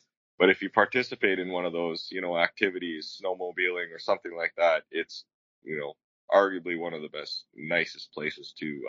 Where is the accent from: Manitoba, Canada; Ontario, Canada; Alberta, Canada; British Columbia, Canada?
British Columbia, Canada; Cranbrook; Cranbrook is, when we were growing up, was it about maybe 16 or 17,000 people right in the what's called the Rocky Mountain Trench.